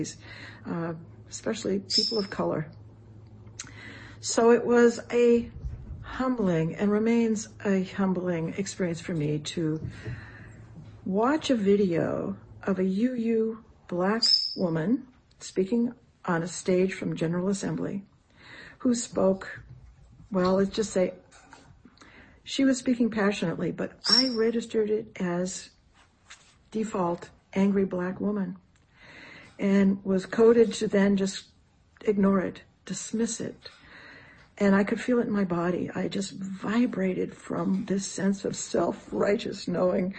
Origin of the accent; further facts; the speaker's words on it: outside of Boston, New England, Massachusetts, United States; moved away; I grew up outside of Boston in a small New England town.